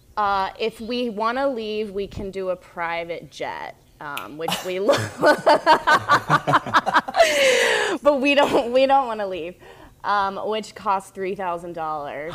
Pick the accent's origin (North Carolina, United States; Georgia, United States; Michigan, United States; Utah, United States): North Carolina, United States; I grew up in North Carolina